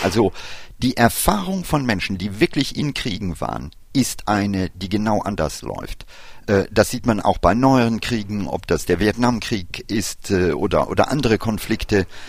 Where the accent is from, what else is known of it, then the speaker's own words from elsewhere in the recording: India; moved away; mein Vater ist Inder. Ich habe meine Kindheit in Indien verlebt